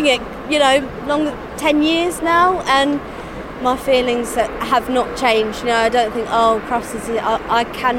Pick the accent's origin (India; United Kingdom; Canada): United Kingdom; Dorking, South East England; I'm from Dorking in Surrey